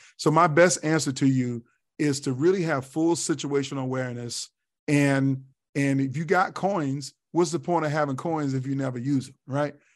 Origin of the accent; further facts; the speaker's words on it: Tidewater, Virginia, United States; now in Columbia, South Carolina, United States; a hip hop kid growing up in Virginia